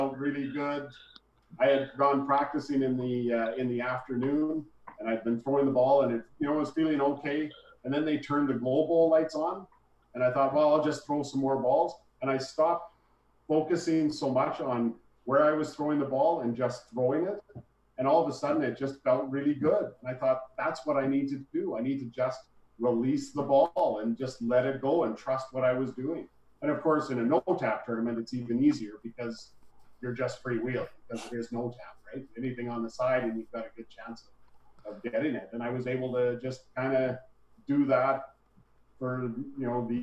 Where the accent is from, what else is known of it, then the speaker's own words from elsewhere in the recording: Calgary, Alberta, Canada; I grew up in Calgary, bowled in Calgary